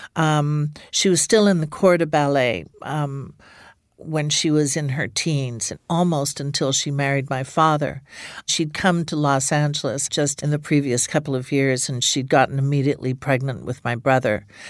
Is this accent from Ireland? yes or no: yes; Ireland; moved away; also born or lived in England; I grew up in Ireland